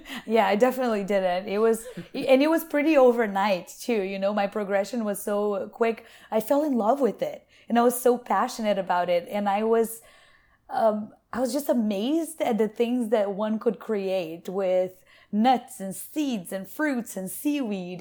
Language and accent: English; Brazil; also born or lived in Asheville, North Carolina / California; now in United States; I was born and raised in Brazil by a nutritionist mother